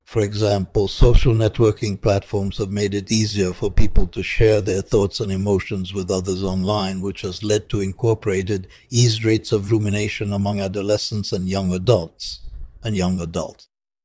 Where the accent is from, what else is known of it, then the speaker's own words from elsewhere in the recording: Brooklyn, New York, United States; also born or lived in Tel Aviv, Israel; I was born in Tel Aviv, Israel, in 1933. I grew up in Brooklyn, New York City, which was a very multicultural area at the time.